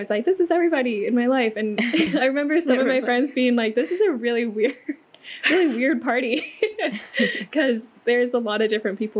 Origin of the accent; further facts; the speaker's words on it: Kansas City, Missouri, United States; also born or lived in China; I was adopted from China when I was 8 months old and grew up in Kansas City, Missouri, where I'm currently based